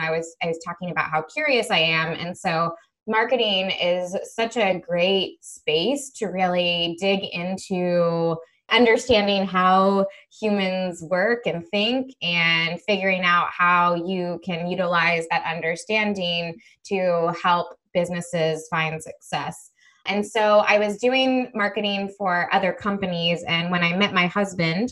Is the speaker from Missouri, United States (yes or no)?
yes; Missouri, United States; moved away as an adult; also born or lived in Spain / Israel / South America; I grew up in Missouri, and that's where I'm based now